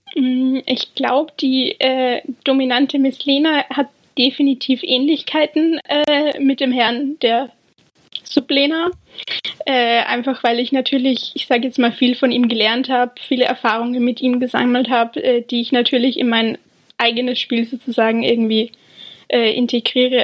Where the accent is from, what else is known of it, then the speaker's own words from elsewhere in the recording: Austria; moved away as an adult; now in England, United Kingdom; ich bin ursprünglich aus Österreich man hört es vermutlich